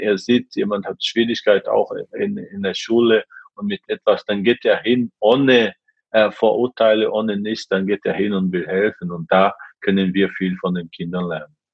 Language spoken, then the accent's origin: German; Brazil; German is a second language; moved away as an adult; also born or lived in Japan; now in Germany; in meiner Heimat äh, in Brasilien